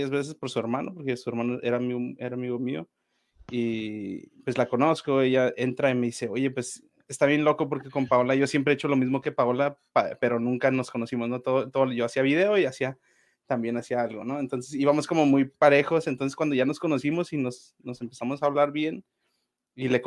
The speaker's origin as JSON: {"language": "Spanish", "country": "Mexico", "tie": "born or raised there", "also_born_or_lived": "Los Angeles, United States", "said": "yo nací en Estados Unidos, soy de Los Ángeles, pero me vine a vivir a, a México desde que tengo como tres años mis papás pues se vinieron para acá"}